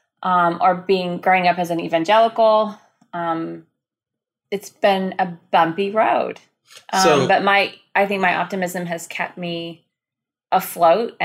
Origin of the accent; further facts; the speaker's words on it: South Arkansas, United States; So I grew up in a very small town in South Arkansas, about 5 miles. You can hear my accent come out.